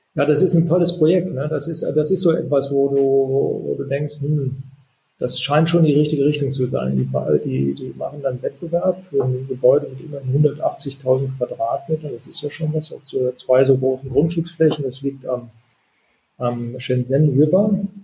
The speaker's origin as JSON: {"language": "German", "town": "Solingen", "region": "North Rhine-Westphalia", "country": "Germany", "tie": "born or raised there", "also_born_or_lived": "Hanover", "moved": "yes", "said": "das China-Restaurant aus Solingen gezeigt, wo ich groß geworden bin"}